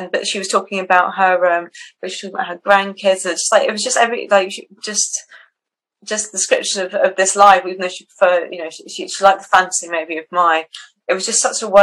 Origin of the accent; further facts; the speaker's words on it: Switzerland; moved away; I grew up in Switzerland quite a lot, like walking in the mountains